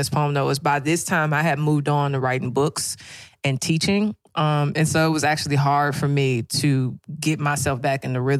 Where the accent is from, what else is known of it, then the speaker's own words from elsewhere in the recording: St. Louis, Missouri, United States; accent: St. Louis; the ethnic parts of my accent have had to go because people don't understand us. If I talk like St. Louis people, y'all don't understand me.